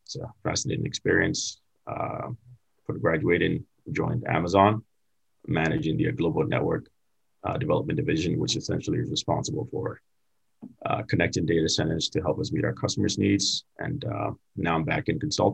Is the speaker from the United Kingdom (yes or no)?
no; Ghana; also born or lived in Florida; now in United States; I'm originally from Ghana, West Africa, and moved here in the States